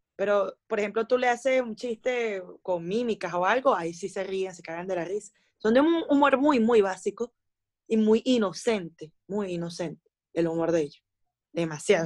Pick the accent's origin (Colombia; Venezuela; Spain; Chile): Venezuela; moved away as an adult; now in China; los primeros tres años que pasé en China y volví a Venezuela